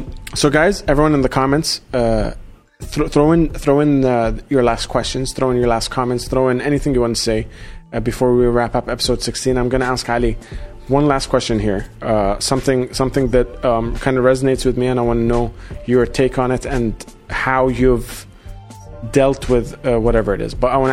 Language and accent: English; Sydney, New South Wales, Australia; I grew up in Australia. I grew up in Sydney, and I definitely don't sound Australian whatsoever now.